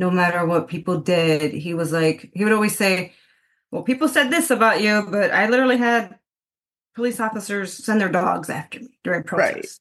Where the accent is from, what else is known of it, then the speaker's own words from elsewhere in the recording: Chicago, Illinois, United States; also born or lived in Puerto Rico; I was raised in the mainland in Chicago